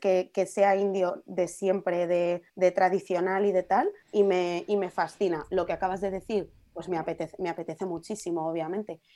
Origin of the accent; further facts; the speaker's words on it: Madrid, Community of Madrid, Spain; con mi madre cuando era pequeña iba a una en Puerta de Toledo